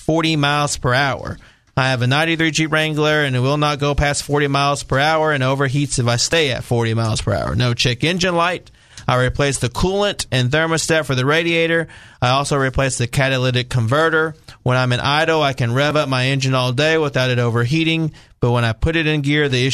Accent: Benton, Arkansas, United States; I'm born and raised in Benton.

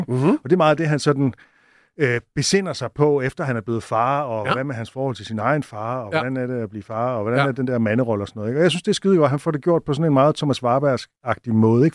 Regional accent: Southern Jutland, Southern Denmark, Denmark; jeg kommer fra Sønderjylland

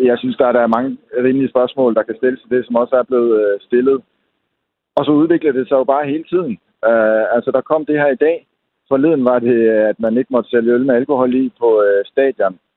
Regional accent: Denmark; når man som dansker er vant til ultimativ frihed og selvfølgelig også pressefrihed

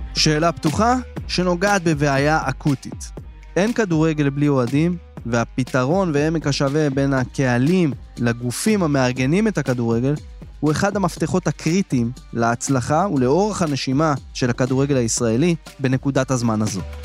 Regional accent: Israel

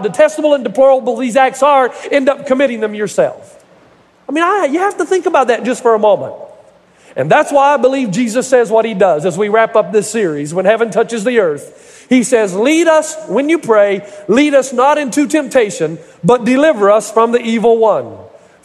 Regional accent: United States; the Kingsport Mets, which is just adjacent to my hometown

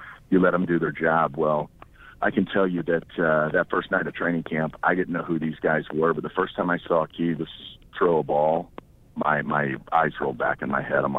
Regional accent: St. Charles, Missouri, United States; I'm a St. Charles guy, played at St. Charles West

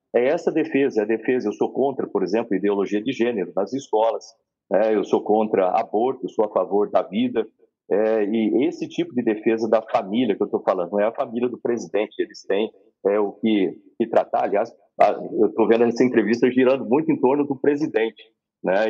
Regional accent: Bauru, São Paulo, Brazil; eu sou lá de Bauru, como você falou no começo, mas eu sou filho de um servente de serviços gerais. É um tipo de um faxineiro, né, com a escriturária. Eu comecei, eu cresci na periferia

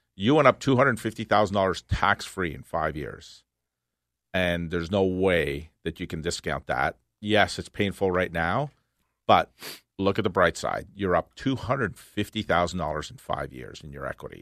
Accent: Canada; We're Canadians

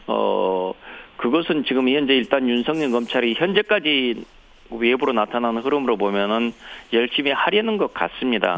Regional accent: Honam, South Korea; 호남 출신이랄지

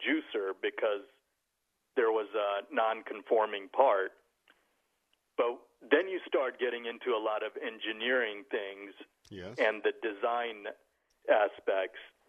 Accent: Indiana, United States; growing up in Indiana. I was in the northeast corner by the Ohio border

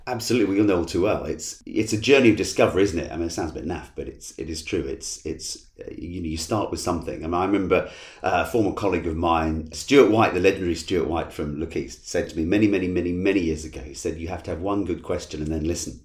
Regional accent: Essex, East of England, United Kingdom; I was born in, in, in Essex and have lived here and worked here all my life

